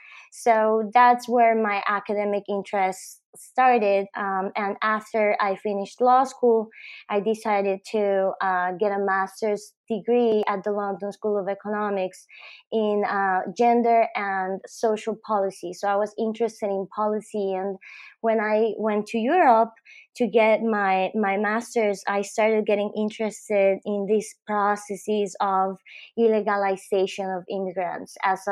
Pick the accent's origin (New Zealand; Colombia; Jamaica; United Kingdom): Colombia; Bogotá, Bogotá Capital District; I was born in Bogota, and I went to school in Bogota.